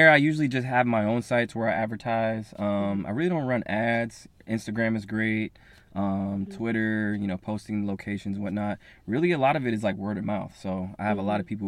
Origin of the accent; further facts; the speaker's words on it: Los Angeles, California, United States; I'm from Los Angeles. I'm a serial entrepreneur.